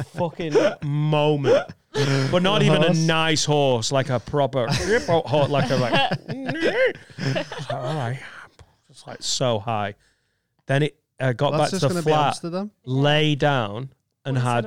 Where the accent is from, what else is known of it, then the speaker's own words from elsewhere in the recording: Preston, North West England, United Kingdom; moved away; also born or lived in Leeds; I'm from Preston